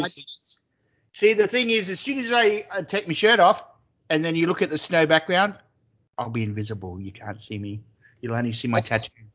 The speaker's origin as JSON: {"language": "English", "region": "Queensland", "country": "Australia", "said": "I'm a Queenslander"}